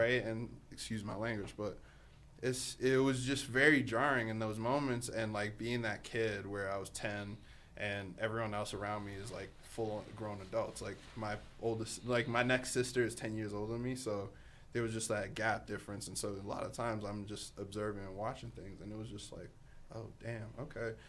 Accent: Boston, Massachusetts, United States; also born or lived in Africa; originally I'm from, actually, I'm actually from Africa, if, uh, to be quite frank. But I grew up on the East Coast. Boston, to be specific

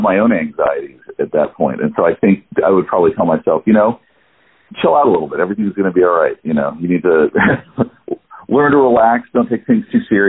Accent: Hendersonville, North Carolina, United States; also born or lived in Greenville, South Carolina; now in Atlanta, United States; I was raised in a small town in North Carolina, Hendersonville, North Carolina, and I also was in Greenville, South Carolina

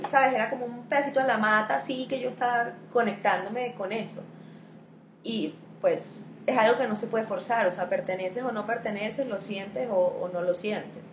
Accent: Venezuela; also born or lived in Spain; now in Colombia; yo soy venezolana, estoy aquí en Colombia

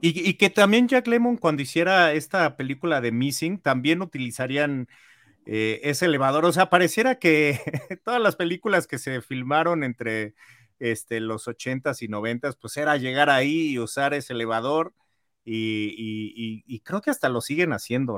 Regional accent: Mexico; muy simbólica para los mexicanos, porque es la primera vez que James Bond visita nuestra tierra

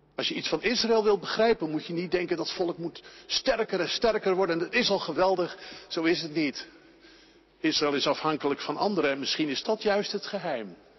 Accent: Netherlands; wij als Nederlanders

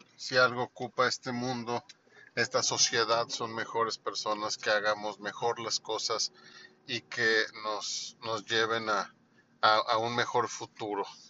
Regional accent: Mexico; aquí en mi país

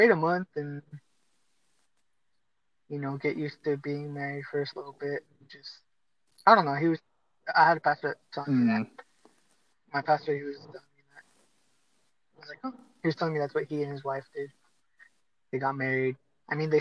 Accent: United States

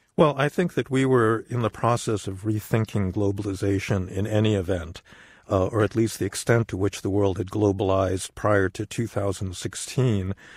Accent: United States; as an American

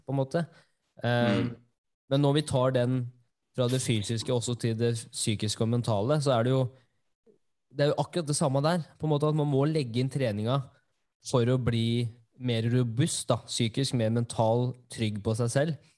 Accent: Norway; jeg er jo norsk

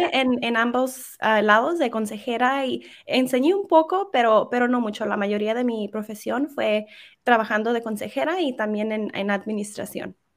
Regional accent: California, United States; first language Spanish; me crié en, California en una ciudad muy pequeña en California. Eh, el español fue mi primer idioma

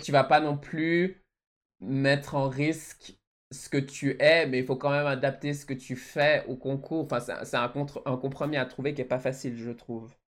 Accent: Switzerland; also born or lived in Mauritius; de mon pays euh, d'origine, les fleurs de la Suisse, mon pays natal, mon, mon, pays où je vis

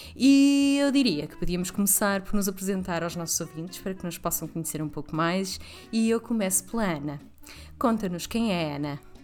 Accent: the North, Norte, Portugal; moved away as an adult; now in Lisbon, Portugal; eu sou do Norte, mas vivo em Lisboa há quase uma década

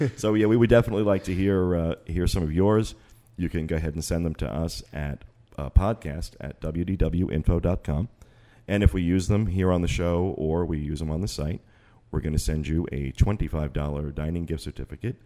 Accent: Northeast, United States; now in Orlando, United States; we're from the Northeast

